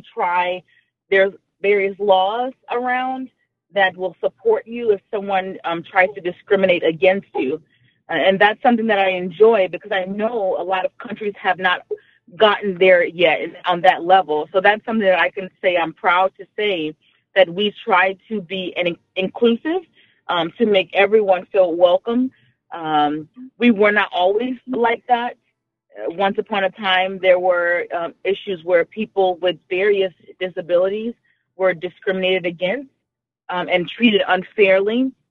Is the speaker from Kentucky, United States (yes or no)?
no; Houston, Texas, United States; moved away as an adult; also born or lived in New Orleans, Louisiana / Rhode Island; I was born in New Orleans, in Louisiana. That's in the southern part of the United States. Um, I grew up in Houston, Texas. And then I lived in Rhode Island. Uh, that's like Northeast for about 15 years. Now I'm back in Texas.